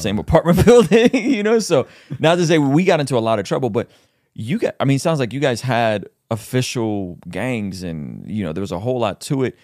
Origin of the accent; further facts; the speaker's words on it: San Diego, California, United States; I grew up in Southeast San Diego